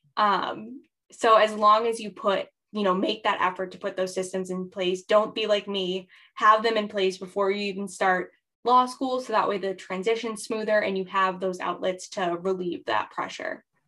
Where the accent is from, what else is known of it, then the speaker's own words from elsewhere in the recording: New Hampshire, United States; I am originally from New Hampshire in the United States.